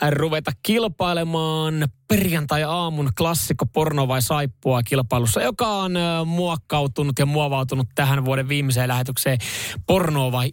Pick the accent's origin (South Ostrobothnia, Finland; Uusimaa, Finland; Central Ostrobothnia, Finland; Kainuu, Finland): South Ostrobothnia, Finland; mä oon Etelä-Pohjanmaalta, mutta no. töissä on nyt tää varsinaa suomessa päin vaan